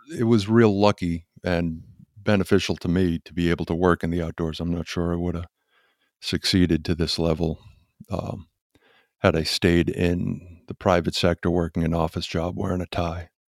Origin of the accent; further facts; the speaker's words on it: Quincy, Massachusetts, United States; moved away; also born or lived in Weymouth, Massachusetts; I was born and raised in Massachusetts in Quincy, and then Weymouth, Massachusetts